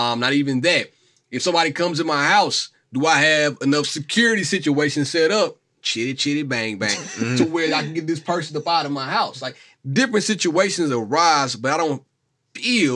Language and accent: English; Mississippi, United States; moved away as an adult; now in Chicago, United States; I'm from Mississippi